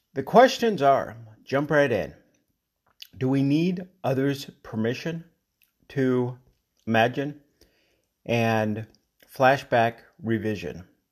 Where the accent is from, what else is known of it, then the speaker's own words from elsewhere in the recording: Colorado, United States; I'm from Colorado